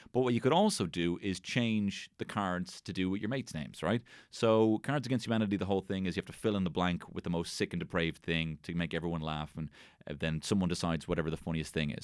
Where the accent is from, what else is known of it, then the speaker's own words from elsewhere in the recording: Ireland; we are Irish